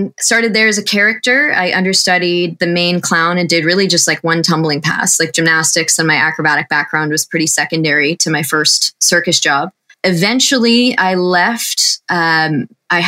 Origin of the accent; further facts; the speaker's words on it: Colorado, United States; now in Los Angeles, United States; I was born in Colorado